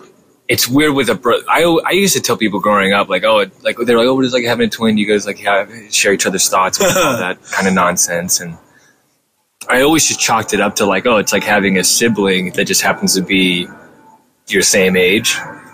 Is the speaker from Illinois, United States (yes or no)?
no; Whittier, California, United States; also born or lived in Orange County, California / Bay Area, California; I was born in Whittier. Whittier. And lived there for most of my preteen years. And then I moved to Orange County in middle school. And I was there until the end of high school. So 50-50, I'd say.